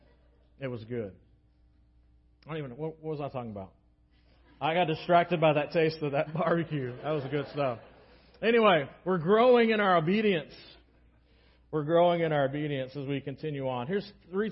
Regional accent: United States; especially as American Christians

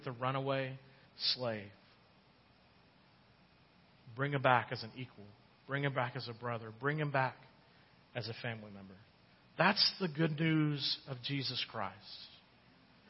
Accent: United States; as an American

